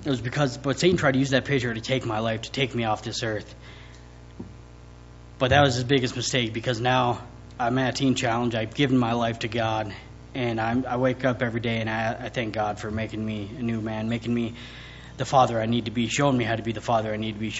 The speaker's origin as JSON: {"language": "English", "town": "Williston", "region": "North Dakota", "country": "United States", "tie": "born or raised there", "said": "born and raised in Williston, 26 years old"}